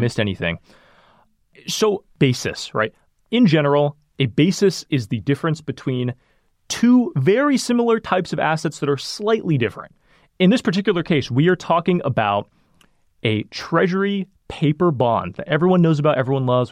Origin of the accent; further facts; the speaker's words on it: Sacramento, California, United States; where I grew up in Sacramento